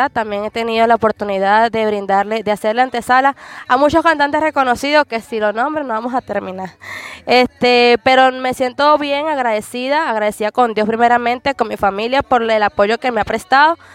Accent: Nueva Cuba, Miranda, Venezuela; vengo de Nueva Cuba, está Miranda

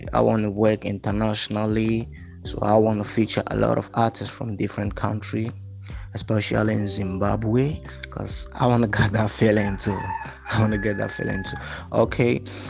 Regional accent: Ghana; born on the 16th of July 1989 … I'm from Ghana.

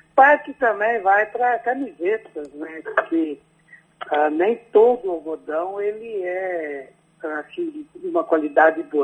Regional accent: Casca, Rio Grande do Sul, Brazil; moved away as an adult; now in Bahia, Brazil; eu sou do Rio Grande do Sul, eu me formei em agronomia

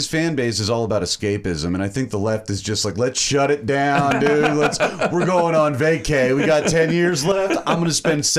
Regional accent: the South, United States; I'm from the South too

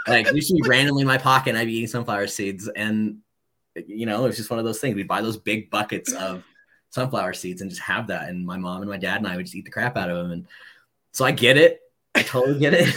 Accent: Southern California, United States; moved away; also born or lived in Washington; I was born in Southern California. Um, Moose's family, my family are all Angel fans, grew up not too far from Anaheim Stadium

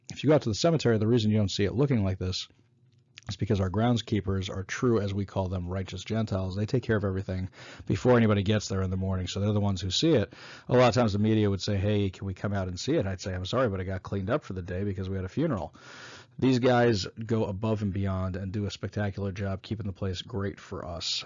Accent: New York, United States; moved away as an adult; now in Seattle, United States; I was born and raised in New York

